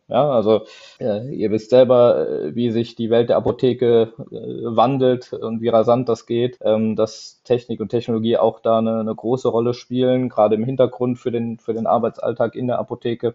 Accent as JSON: {"language": "German", "area": "Eifel", "region": "Rhineland-Palatinate", "country": "Germany", "said": "komme ich eigentlich aus der Eifel, aus der wunderschönen Eifel, direkt vom Nürburgring oder, ähm, oder die Dauner Mare sind vielleicht ein Begriff"}